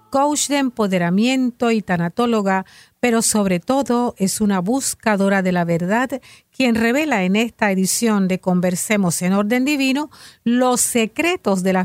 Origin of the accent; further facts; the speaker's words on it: San Juan, Puerto Rico; Mi mami es de Yauco. Yo soy de San Juan.